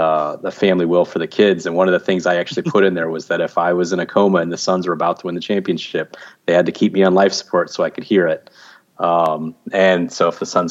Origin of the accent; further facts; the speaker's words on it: Arizona, United States; I'm an Arizona native, so I grew up in Arizona.